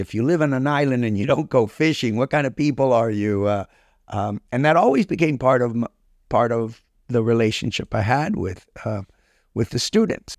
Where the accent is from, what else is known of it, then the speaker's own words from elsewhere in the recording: Key Biscayne, Florida, United States; also born or lived in Cuba / Milwaukee, Wisconsin; I grew up on the Key